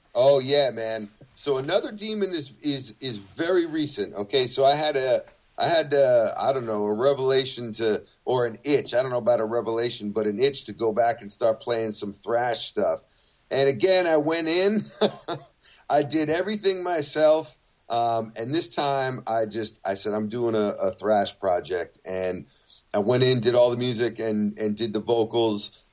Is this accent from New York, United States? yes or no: yes; New York, United States; I was from New York